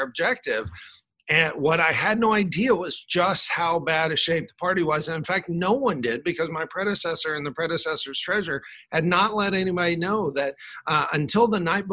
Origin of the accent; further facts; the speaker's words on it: Fort Worth, Texas, United States; I grew up in Fort Worth. We moved there when my dad went to seminary there at Southwestern Baptist Theological Seminary. And that's where I grew up.